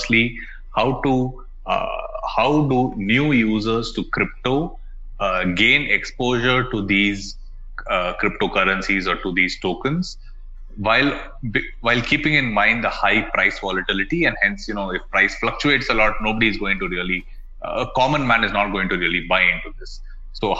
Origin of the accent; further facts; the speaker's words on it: Bangalore, Karnataka, India; I'm from basically from Bangalore in India